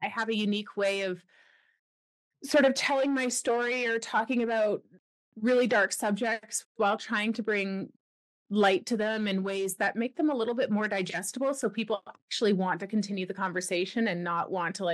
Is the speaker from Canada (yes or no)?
yes; Ontario, Canada; moved away as an adult; also born or lived in Wyoming; now in British Columbia, Canada; I'm a Canadian born and raised. I grew up on the east side, so in Ontario.